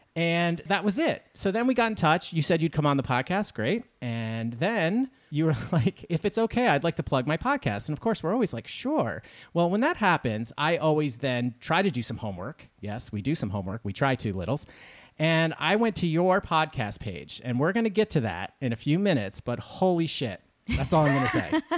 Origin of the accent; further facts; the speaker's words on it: New York, United States; we're from New York